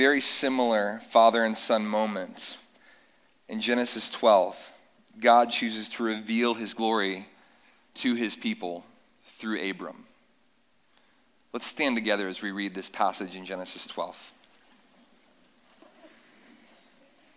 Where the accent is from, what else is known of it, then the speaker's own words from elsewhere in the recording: North Carolina, United States; moved away; I grew up in North Carolina on warm summer nights that we don't see many of here